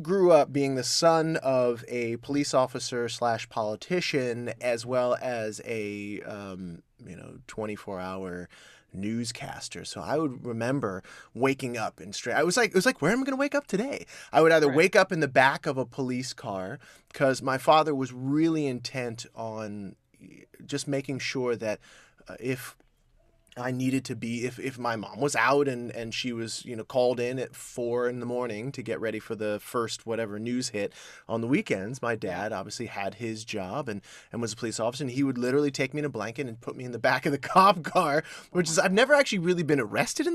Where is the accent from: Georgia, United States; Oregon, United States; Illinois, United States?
Georgia, United States; Columbus; also born or lived in Atlanta, Georgia; I was born in Georgia, Columbus, Georgia